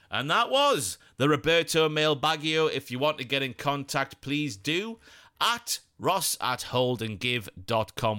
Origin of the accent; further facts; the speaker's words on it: Ashington, North East England, United Kingdom; I was born in Ashington